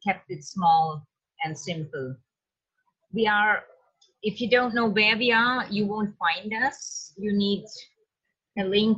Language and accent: English; Switzerland; I'm from Switzerland and I kept coming to India since about 14 years.